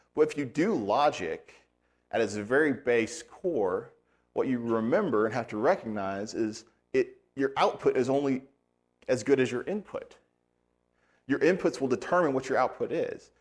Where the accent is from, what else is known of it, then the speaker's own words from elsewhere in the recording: United States; As an American